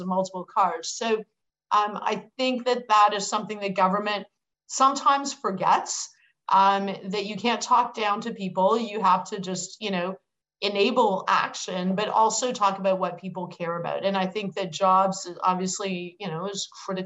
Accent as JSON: {"language": "English", "town": "Hamilton", "region": "Ontario", "country": "Canada", "said": "I'm from Hamilton, which is the steel town"}